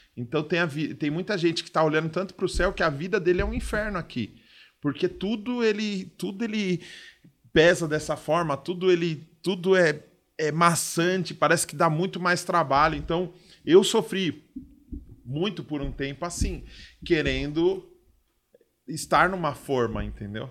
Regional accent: São Paulo, Brazil; eu sou da zona leste também

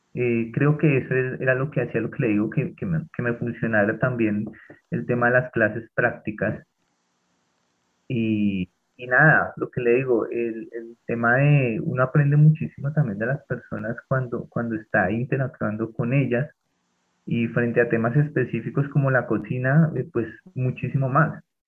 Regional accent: Bogotá, Colombia; siendo bogotano

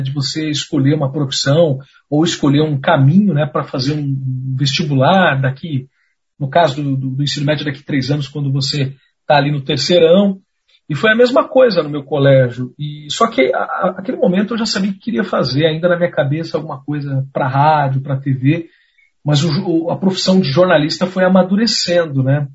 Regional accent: Pinhais, Paraná, Brazil; eu sou de Pinhais, que fica coladinho né, com Curitiba.

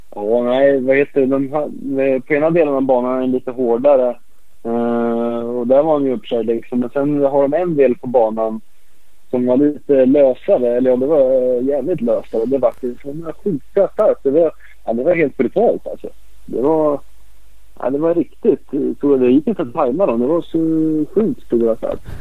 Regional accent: Örebro, Örebro County, Sweden; jag är också uppväxt här i Örebro

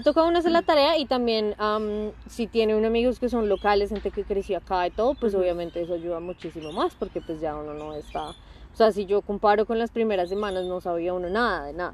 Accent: Bogotá, Colombia; moved away as an adult; now in Adelaide, Australia; yo soy bogotana

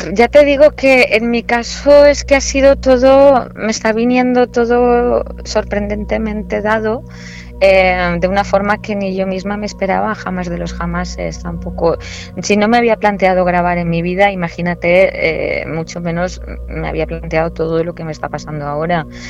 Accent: Valencian Community, Spain; also born or lived in Murcia / Granada; Yo siempre digo que soy murciana de nacimiento, valenciana de adopción y granaína de corazón.

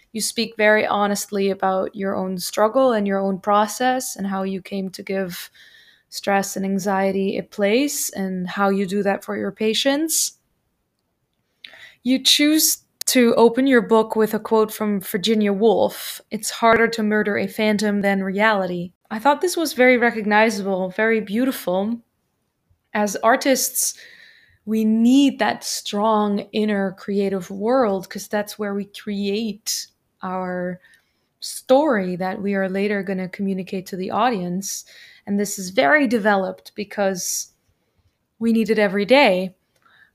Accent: Netherlands; now in Germany; I am from Holland

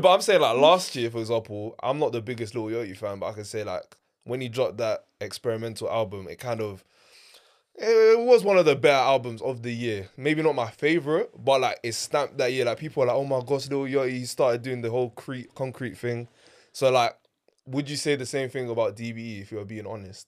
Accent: London, United Kingdom; I'm from South

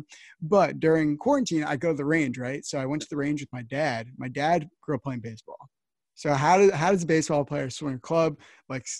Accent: New Jersey, United States; I'm from New Jersey

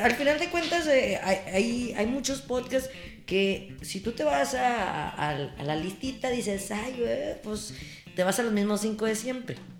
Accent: Torreón, Coahuila, Mexico; yo soy de Torreón y del mundo

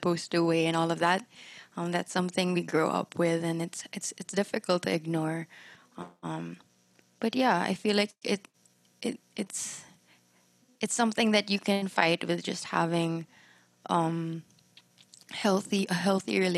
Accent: Philippines; what we think makes us Filipino

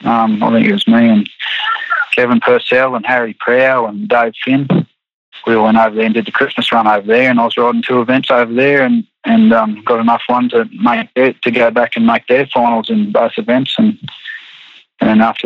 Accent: Wandoan, Queensland, Australia; also born or lived in Rockhampton; Well, my family owned a few places around Wundown here, and I was born and bred in Wundown, in the Wundown district

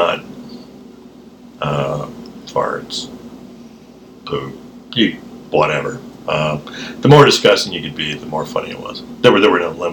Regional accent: Los Angeles, California, United States; growing up in South Central. Right. So the area that I grew up in, you either went to kind of a not-so-great public school, or you went to a Catholic school

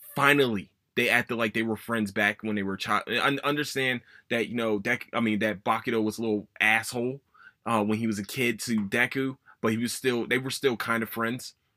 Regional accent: Philadelphia, Pennsylvania, United States; my hometown

